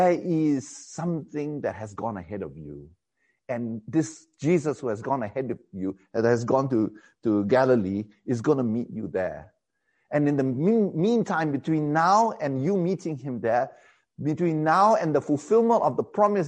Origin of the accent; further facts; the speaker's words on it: Malaysia; also born or lived in England